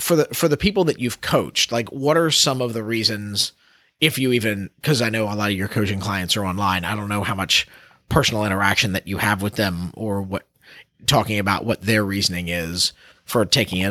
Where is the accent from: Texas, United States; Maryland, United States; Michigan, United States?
Maryland, United States; Baltimore; my hometown of Baltimore